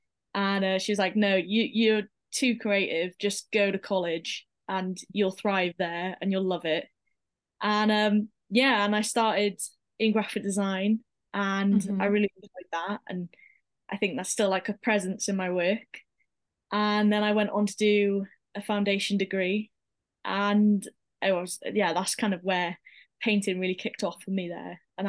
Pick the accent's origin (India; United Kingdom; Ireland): United Kingdom; Pembrokeshire, Wales; So I started my journey in Pembrokeshire College. So I'm originally from Pembrokeshire. Mm-hmm. And then I moved to Cardiff for uni.